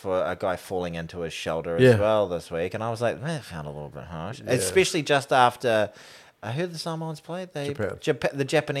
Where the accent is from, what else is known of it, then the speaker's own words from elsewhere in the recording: Ireland; accent: Irish; Yeah, my Irish accent's getting worse.